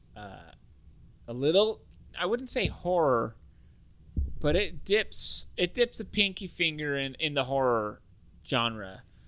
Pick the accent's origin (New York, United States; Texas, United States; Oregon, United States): Oregon, United States; Salem; also born or lived in Silverton, Oregon; We're from Salem, Oregon.